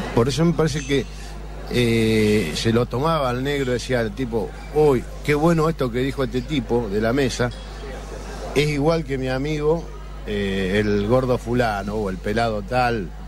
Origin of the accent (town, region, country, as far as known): Rosario, Santa Fe, Argentina